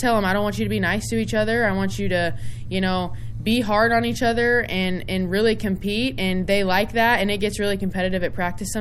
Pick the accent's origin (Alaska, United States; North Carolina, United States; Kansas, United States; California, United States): Kansas, United States; to represent my home state in my first head coaching job